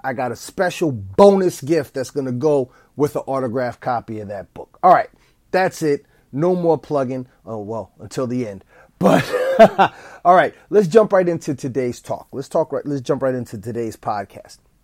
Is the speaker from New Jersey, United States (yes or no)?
yes; East Orange, New Jersey, United States; the school that I went to as a child in my hometown of East Orange, New Jersey